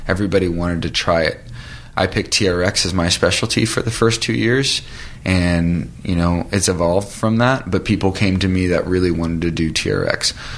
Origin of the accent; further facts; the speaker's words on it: California, United States; now in Los Angeles, United States; when I first moved to LA, I had $300 in my pocket and I came from Orange County, and it was sink or swim.